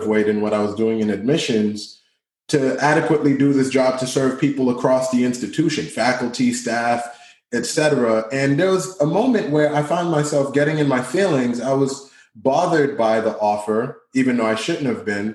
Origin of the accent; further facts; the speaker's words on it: Boston, Massachusetts, United States; English is a second language; I grew up in Dorchester